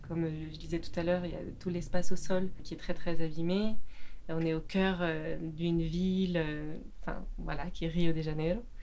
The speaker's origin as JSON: {"language": "French", "country": "France", "said": "je suis française j'habite en France"}